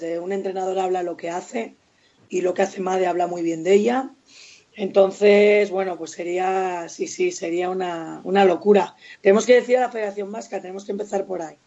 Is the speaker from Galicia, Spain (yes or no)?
no; Vitoria-Gasteiz, Basque Country, Spain; yo soy muy de Vitoria